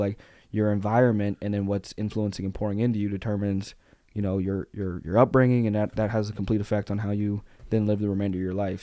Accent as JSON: {"language": "English", "region": "Arkansas", "country": "United States", "tie": "born or raised there", "said": "we grew up in Arkansas"}